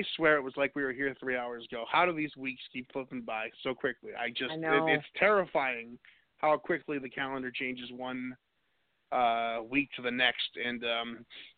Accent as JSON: {"language": "English", "area": "New England", "region": "New Hampshire", "country": "United States", "moved": "as an adult", "lives_now": "Raleigh, United States", "said": "I'm from New England, and I moved down south to Raleigh, North Carolina about 5 years ago"}